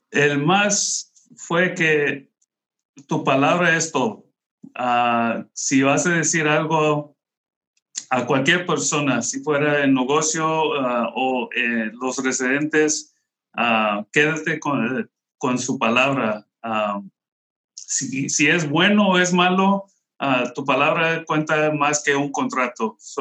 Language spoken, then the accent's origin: Spanish; Bell, California, United States; yo, yo crecí aquí en la Ciudad de Bell. Tengo toda mi vida viviendo aquí en la Ciudad de Bell